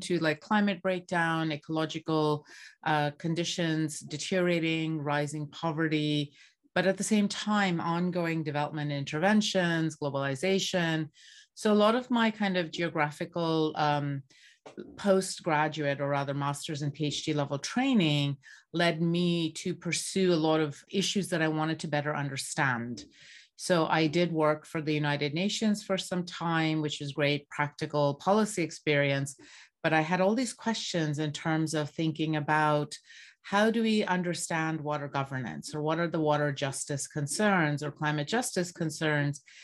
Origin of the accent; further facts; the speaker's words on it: Bangladesh; moved away; I grew up in Bangladesh and I grew up surrounded by water scarcity